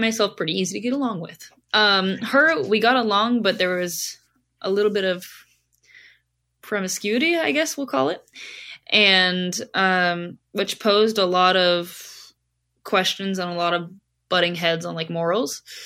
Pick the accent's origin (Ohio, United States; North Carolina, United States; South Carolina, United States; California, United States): California, United States; Southern; moved away as an adult; now in Long Island, New York, United States; growing up in Southern California, I grew up in a bathing suit